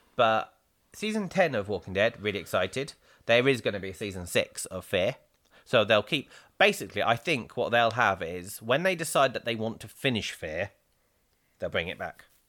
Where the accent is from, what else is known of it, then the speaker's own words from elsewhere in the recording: England, United Kingdom; being English